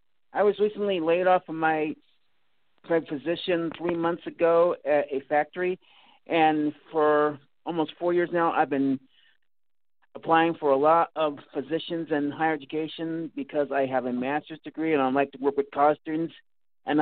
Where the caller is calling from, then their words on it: Manhattan, Kansas, United States; Manhattan, Kansas.